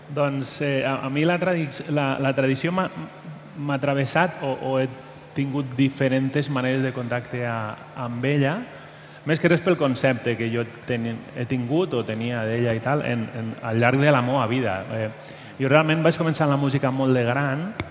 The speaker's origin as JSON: {"language": "Catalan", "region": "Valencian Community", "country": "Spain", "moved": "yes", "lives_now": "Catalonia, Spain", "said": "soc del País Valencià"}